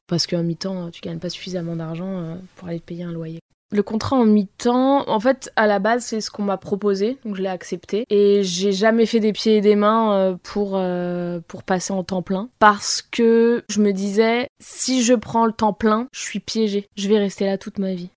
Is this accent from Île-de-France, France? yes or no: yes; Val-d'Oise, Île-de-France, France; now in Paris, France; j'ai grandi dans le Val d'Oise, dans une petite ville qui s'appelle Pierrelet, à côté de Cergy-Pontoise